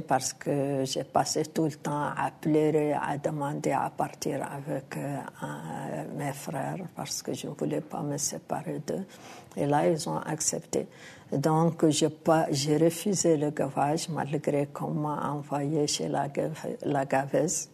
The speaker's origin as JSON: {"language": "French", "country": "Mauritania", "said": "en tant qu'Africaine, en tant que Mauritanienne"}